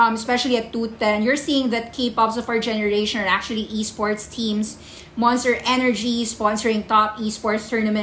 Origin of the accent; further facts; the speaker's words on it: Philippines; I'm a Filipino